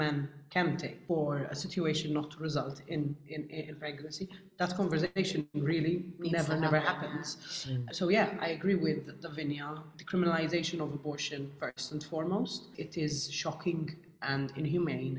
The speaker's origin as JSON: {"language": "English", "country": "United Kingdom", "tie": "born or raised there", "said": "being British and growing up here"}